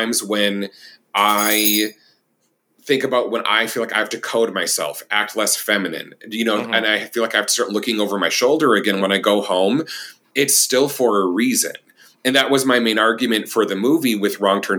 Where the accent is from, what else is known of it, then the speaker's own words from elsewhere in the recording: Minnesota, United States; moved away; my hometown I'm from is a very small town, 20,000 people near Rochester, Minnesota, and south of the Twin Cities.